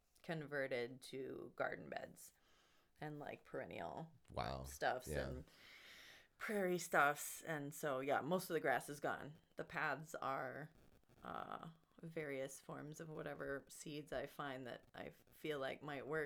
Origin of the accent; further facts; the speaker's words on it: Hawaii, United States; moved away; I grew up in Hawaii